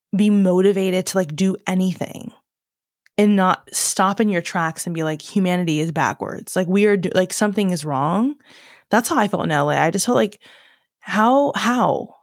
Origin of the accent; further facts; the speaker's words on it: Virginia, United States; accent: southern twang; moved away as an adult; now in London, United Kingdom; I grew up in Virginia, I'm born in Virginia, was born in Virginia, raised there for most of my life.